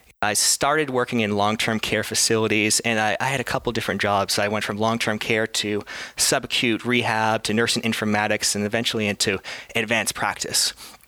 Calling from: Boston, Massachusetts, United States; Today I'm coming from Boston, Massachusetts in the US.

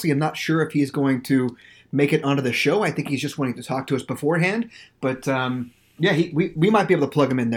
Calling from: St. Petersburg, Florida, United States; I am recording live from St. Petersburg, Florida

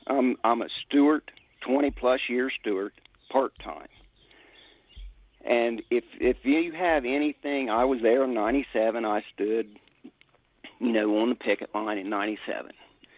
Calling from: Ohio, United States

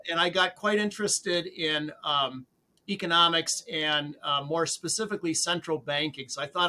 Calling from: Sterling, Massachusetts, United States; My home in Sterling, Massachusetts, about center of the state.

